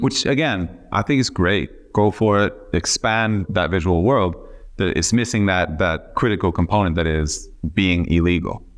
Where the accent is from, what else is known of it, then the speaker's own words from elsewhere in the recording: Miami, Florida, United States; moved away; also born or lived in Memphis, Tennessee; I was born in Memphis, Tennessee, but, uh, when I was about five months old, my family moved to Miami.